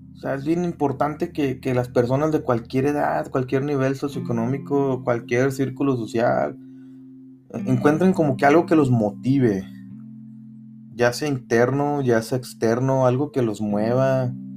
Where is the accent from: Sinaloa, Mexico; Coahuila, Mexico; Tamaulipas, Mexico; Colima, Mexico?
Tamaulipas, Mexico; Matamoros; aquí en Matamoros, de donde yo soy